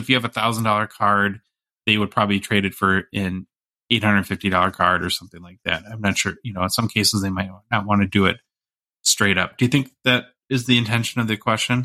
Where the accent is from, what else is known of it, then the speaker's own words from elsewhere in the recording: United States; as an American